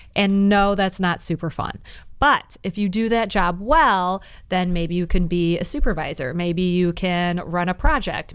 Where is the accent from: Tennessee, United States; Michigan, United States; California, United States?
Michigan, United States; Detroit; We're both from Detroit